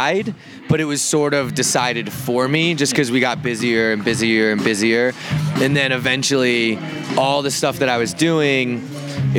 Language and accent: English; Virginia, United States; moved away as an adult; also born or lived in San Francisco Bay Area; now in San Francisco, United States; I'm from Virginia.